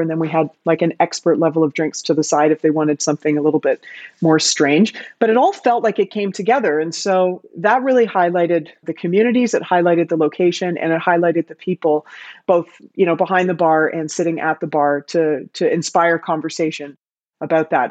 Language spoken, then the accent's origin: English; Canada; moved away as an adult; now in Amsterdam, Netherlands; I am Canadian, if you can't hear it in my voice. I live in Amsterdam, but I'm definitely Canadian